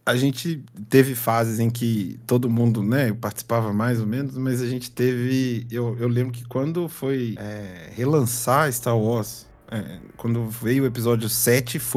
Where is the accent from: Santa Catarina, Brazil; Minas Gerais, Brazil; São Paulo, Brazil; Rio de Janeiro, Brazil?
Minas Gerais, Brazil; João Monlevade; now in Belo Horizonte, Brazil